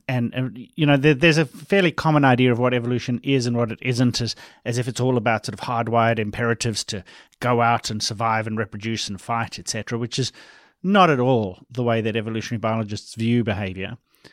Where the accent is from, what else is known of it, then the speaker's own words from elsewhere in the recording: South Africa; Funny because I'm from South Africa. I grew up in South Africa.